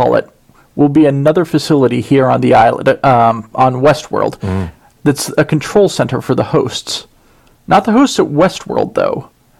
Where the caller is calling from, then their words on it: Waltham, Massachusetts, United States; Hi, Out West. … from Waltham, Massachusetts.